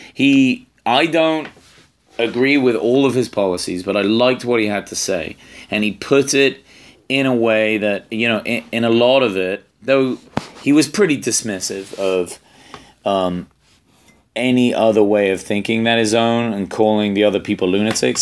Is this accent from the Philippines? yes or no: no; England, United Kingdom; I'm English